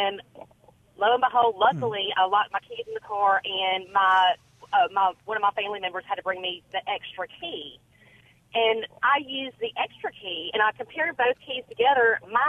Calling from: Jackson, United States; I'm calling from Jackson.

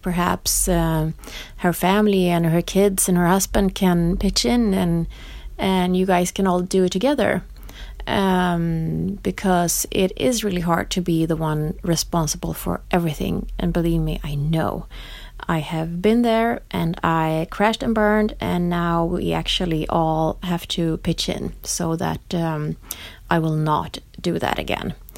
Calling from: Stockholm, Stockholm County, Sweden; I'm calling from Stockholm, Sweden

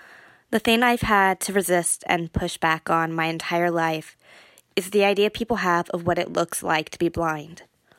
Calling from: Cupertino, California, United States; I am from Cupertino, California.

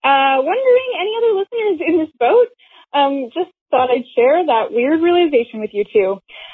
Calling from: Dayton, Ohio, United States; I'm calling from Dayton, Ohio.

